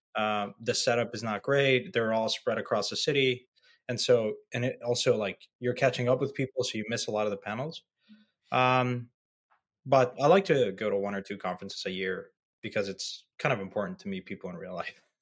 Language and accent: English; Mexico; my hometown, my home country, Mexico